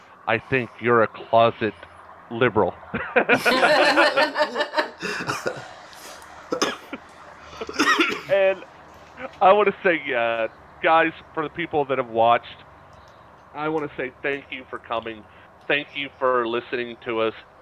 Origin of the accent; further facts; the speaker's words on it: Atlanta, Georgia, United States; now in West Virginia, United States; I am from Atlanta, Georgia. I am a city guy